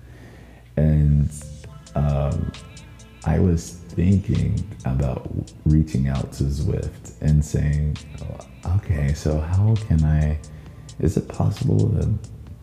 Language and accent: English; the South, United States; now in Minnesota, United States; me speaking as a Southerner